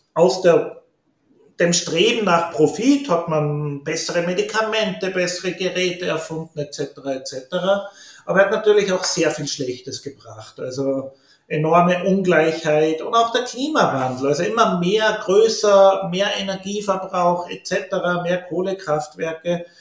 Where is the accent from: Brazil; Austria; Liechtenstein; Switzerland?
Austria; Upper Austria; moved away as an adult; also born or lived in New Orleans; now in Innsbruck, Austria; ich komme aus Oberösterreich, ländliches Oberösterreich.